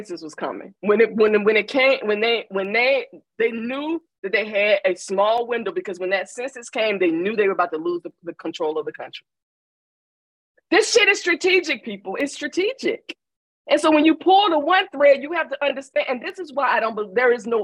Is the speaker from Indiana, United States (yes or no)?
no; Atlanta, Georgia, United States; I grew up in Atlanta in a Black ass town with a civil rights movement.